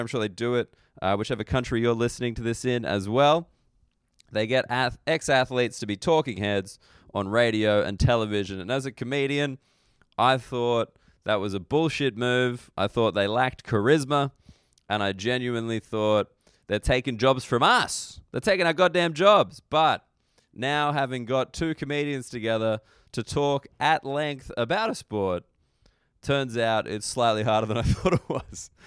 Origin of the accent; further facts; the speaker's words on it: Australia; As an Australian